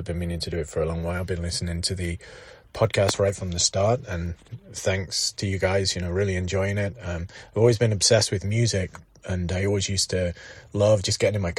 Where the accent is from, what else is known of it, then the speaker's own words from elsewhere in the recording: England, United Kingdom; also born or lived in Derby; So I grew up in England, and when I was 16, I moved to a little town near Derby, aka Derby.